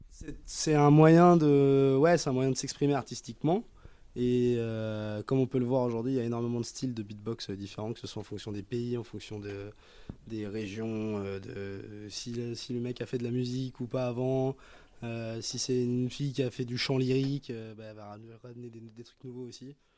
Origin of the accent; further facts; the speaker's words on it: Nantes, Pays de la Loire, France; Je viens de Nantes